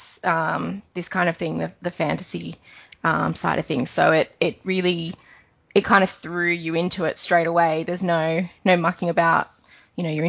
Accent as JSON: {"language": "English", "country": "Australia", "said": "I'm also 31 and from Australia and married to Dak"}